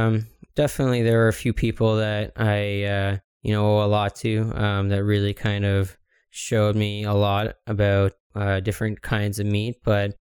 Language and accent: English; Ottawa, Ontario, Canada; I was born and raised here in Ottawa, Ontario